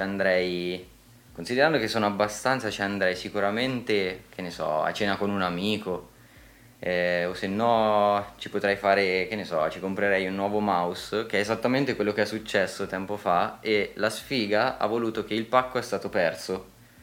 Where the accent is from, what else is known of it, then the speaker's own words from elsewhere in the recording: Italy; siamo nati in Italia